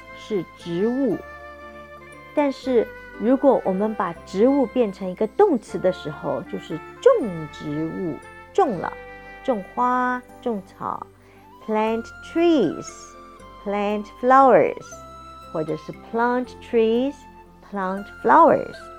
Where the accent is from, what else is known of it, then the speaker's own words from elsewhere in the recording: New Zealand; I'm from New Zealand, so I like to say the word as plant